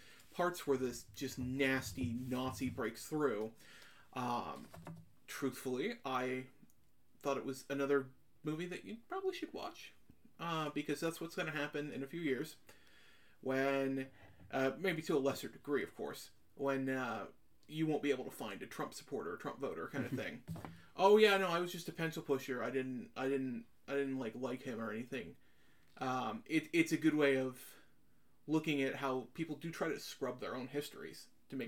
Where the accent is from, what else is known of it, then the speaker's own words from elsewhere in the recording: United States; despite us growing up in Washington